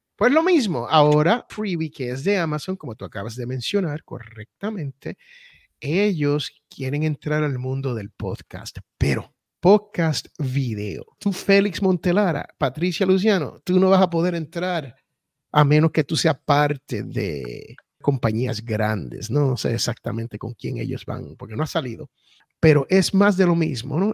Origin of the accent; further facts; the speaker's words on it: Puerto Rico; also born or lived in United States (born); yo soy bien boricua